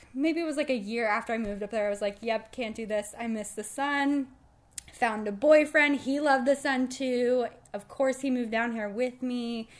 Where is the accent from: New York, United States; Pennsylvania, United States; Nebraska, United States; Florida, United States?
Florida, United States; also born or lived in Michigan; went to school in Michigan, but I grew up and I'm born and raised in Florida. Finally moved back after school